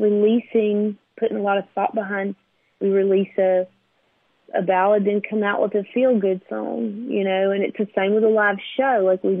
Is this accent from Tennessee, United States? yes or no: yes; Nashville, Tennessee, United States; I grew up in Nashville, like a row kid